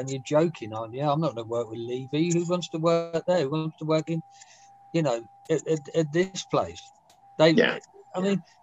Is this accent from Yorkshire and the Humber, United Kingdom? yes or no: no; Woking, South East England, United Kingdom; also born or lived in Bagshot; I grew up in Woking because I spent most of my teenage years there. I got to Woking when I was about 10. Basically, I was living in Bagshot